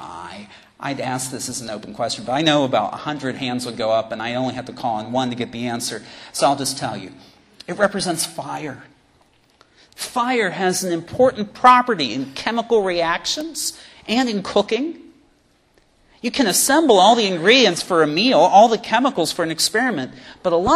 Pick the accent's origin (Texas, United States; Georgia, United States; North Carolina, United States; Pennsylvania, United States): Pennsylvania, United States; Pittsburgh; moved away as an adult; now in Knoxville, United States; I was singing with the diocesan choir in my hometown of Pittsburgh, Pennsylvania